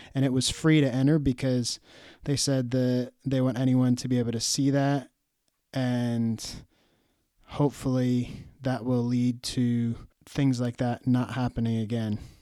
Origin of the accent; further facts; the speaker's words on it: United States; as an American